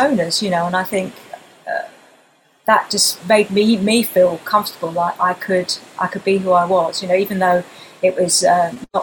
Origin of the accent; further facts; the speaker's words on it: Wembley, London, United Kingdom; growing up in Wembley